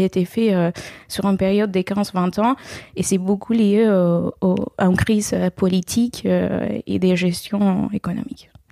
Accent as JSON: {"language": "French", "country": "Venezuela", "also_born_or_lived": "Caracas", "second_language": "French", "moved": "as an adult", "lives_now": "France", "said": "J'ai fait une grande partie de mes études euh, au Venezuela, mon pays d'origine"}